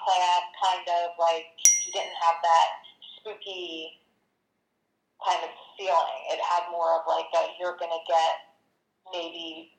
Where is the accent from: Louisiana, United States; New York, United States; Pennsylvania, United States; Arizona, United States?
Pennsylvania, United States; Delaware County; accent: Delco